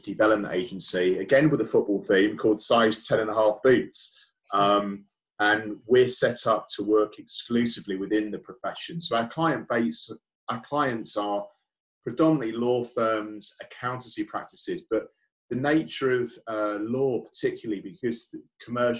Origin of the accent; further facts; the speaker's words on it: United Kingdom; I'm British myself, and I've lived here all my life